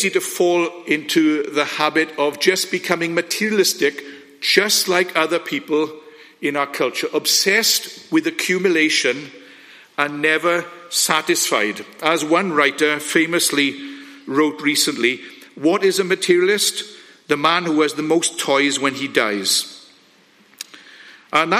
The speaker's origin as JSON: {"language": "English", "region": "Wales", "country": "United Kingdom", "said": "I absolutely love being Welsh"}